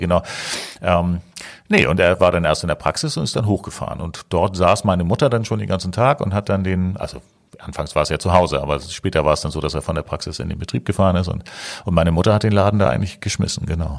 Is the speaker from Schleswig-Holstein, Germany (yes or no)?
yes; Eckernförde, Schleswig-Holstein, Germany; now in Hamburg, Germany; Ich komme ursprünglich aus Eckernförde